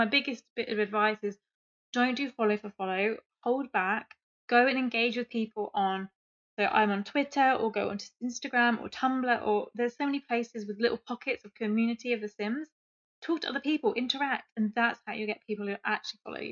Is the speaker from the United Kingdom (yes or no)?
yes; England, United Kingdom; I'm English